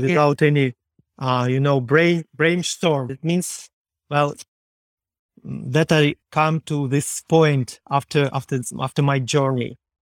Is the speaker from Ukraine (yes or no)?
yes; Ukraine; English is a second language; I am from Ukraine